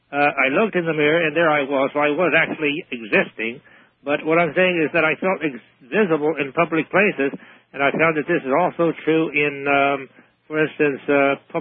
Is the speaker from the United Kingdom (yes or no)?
yes; United Kingdom; moved away; I'm British, of course